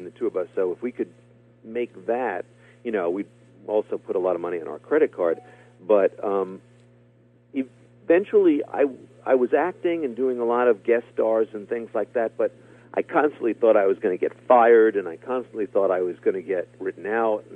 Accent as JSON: {"language": "English", "town": "New York City", "region": "New York", "country": "United States", "tie": "born or raised there", "said": "I grew up in Flushing, Queens, in a very little apartment"}